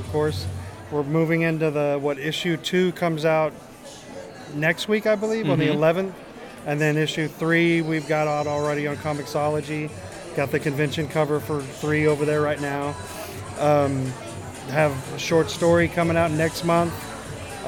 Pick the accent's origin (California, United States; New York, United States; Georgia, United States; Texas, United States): California, United States; San Diego; I'm from San Diego